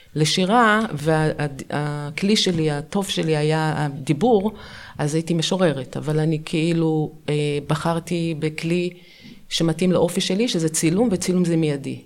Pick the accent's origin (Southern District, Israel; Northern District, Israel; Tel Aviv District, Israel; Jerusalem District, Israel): Tel Aviv District, Israel; Ramat Gan; also born or lived in Pardes Katz, Bnei Brak; גדלנו בפרדס כץ, עברנו, בכיתה ג' עברנו לרמת גן